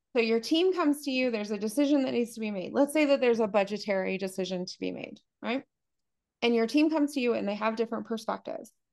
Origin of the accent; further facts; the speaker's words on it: United States; I grew up really poor. I'm from the United States, as you can hear